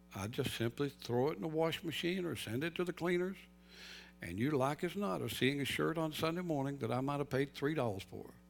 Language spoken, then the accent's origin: English; North Carolina, United States; moved away; I grew up in North Carolina